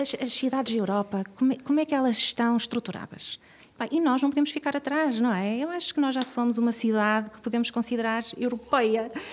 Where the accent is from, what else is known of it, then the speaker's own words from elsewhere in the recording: Vizela, Norte, Portugal; moved away as an adult; also born or lived in Guimarães / Porto; now in Braga, Portugal; crescia em Vizela